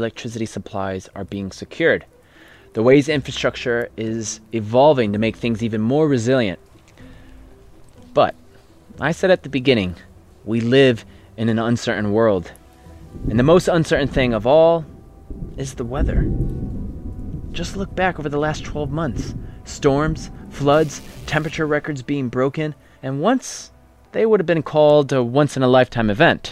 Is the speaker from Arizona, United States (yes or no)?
no; Connecticut, United States; moved away; growing up in Connecticut